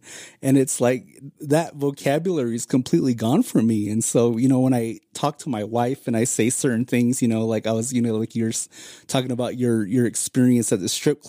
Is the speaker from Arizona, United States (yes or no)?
yes; Arizona, United States; if you grew up on the reservation like we did